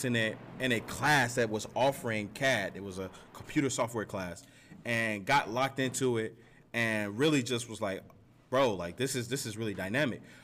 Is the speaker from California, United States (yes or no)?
no; Gary, Indiana, United States; I grew up, I'm from Gary, Indiana. I grew up there